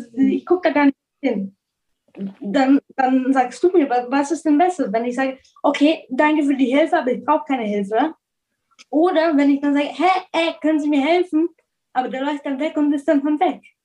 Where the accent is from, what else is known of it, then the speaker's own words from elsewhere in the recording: Munich, Bavaria, Germany; moved away as an adult; also born or lived in Israel / United States; now in Jerusalem, Israel; von München, von Deutschland, aus Deutschland